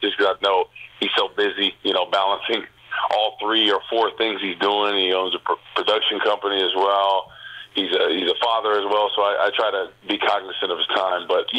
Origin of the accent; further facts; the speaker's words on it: Rutherford, New Jersey, United States; moved away; also born or lived in Minnesota; I told him about Paisano's in my hometown of Rutherford.